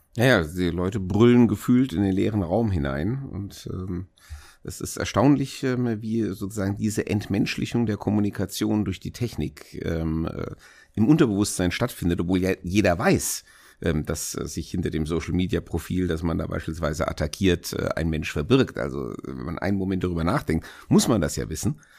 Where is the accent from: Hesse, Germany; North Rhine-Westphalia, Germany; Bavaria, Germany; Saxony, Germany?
Hesse, Germany; in Hessen oder natürlich äh, in meinem eigenen Wahlkreis, in meiner Heimatstadt